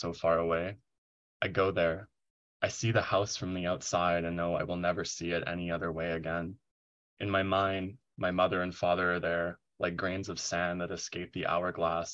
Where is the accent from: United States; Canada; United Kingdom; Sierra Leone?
Canada; Proctor, British Columbia; growing up in the Kootenais in my hometown of Proctor, in a very rural setting around here